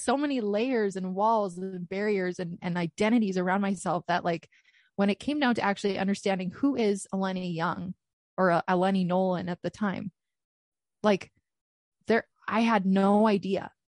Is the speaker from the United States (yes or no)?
no; Canada; I am Canadian.